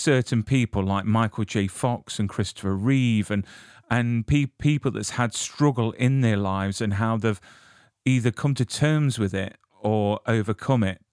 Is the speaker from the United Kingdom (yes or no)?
yes; United Kingdom; I'm from the UK